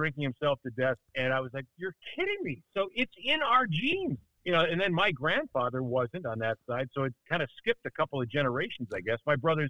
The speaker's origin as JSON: {"language": "English", "town": "Milwaukee", "region": "Wisconsin", "country": "United States", "tie": "born there", "said": "Yeah, I was born in Milwaukee, which is why I'm an undying Lombardi-era Bart Starr Packer fan."}